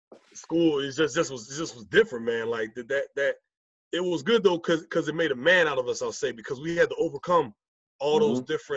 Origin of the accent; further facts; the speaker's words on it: Blackwood, New Jersey, United States; moved away as an adult; also born or lived in Iowa; I grew up in Blackwood, New Jersey. Blackwood, New Jersey is a very mixed community, you know. For a while there, it wasn't, but it is, like, as I got older. So I was familiar with being the only black kid in class for a long time.